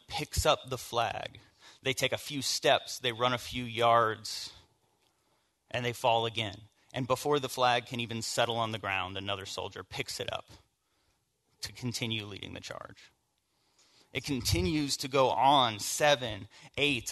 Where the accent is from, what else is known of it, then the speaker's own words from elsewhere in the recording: the South, United States; I grew up in the South and in church